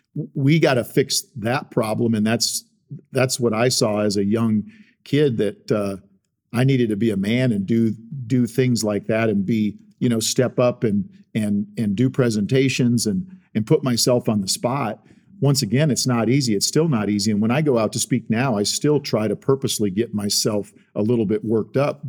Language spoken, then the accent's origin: English; South Dakota, United States; moved away; I grew up in South Dakota